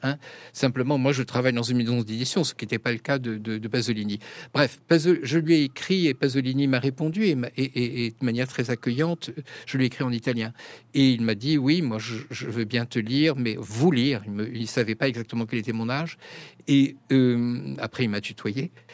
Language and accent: French; France; je suis français, je ne suis pas italien